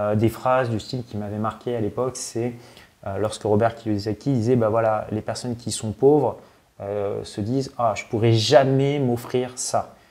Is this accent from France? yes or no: yes; France; also born or lived in Paris; quand on est français